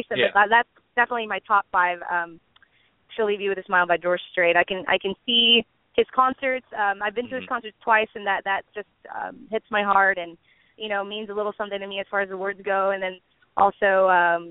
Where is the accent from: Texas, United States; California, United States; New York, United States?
Texas, United States; San Benito; also born or lived in Harlingen, Texas; I was born in Harlingen, Texas, but I grew up in San Benito right next door